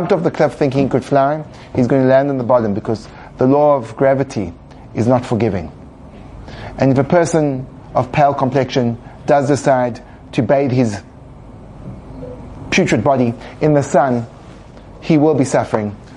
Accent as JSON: {"language": "English", "region": "England", "country": "United Kingdom", "said": "I come from England"}